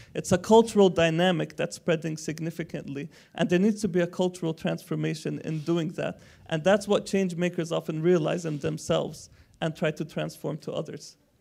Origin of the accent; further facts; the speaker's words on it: Palestine; I'm from Palestine